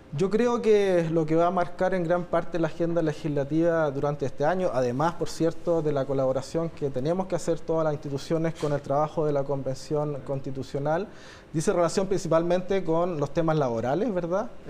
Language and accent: Spanish; Chile; como chilenos y chilenas